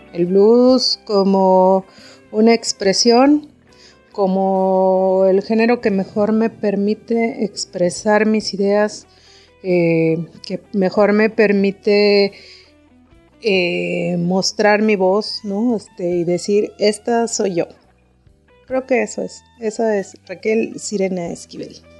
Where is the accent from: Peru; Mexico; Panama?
Mexico; Monterrey, Nuevo León; also born or lived in El Paso, Texas; Yo soy originaria de Monterrey, aunque nací en El Paso, Texas.